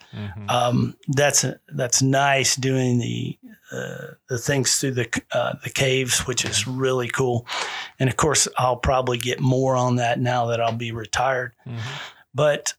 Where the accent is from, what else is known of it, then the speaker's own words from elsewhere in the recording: Texas, United States; I didn't really like the Colorado nickname, but I am from Texas, born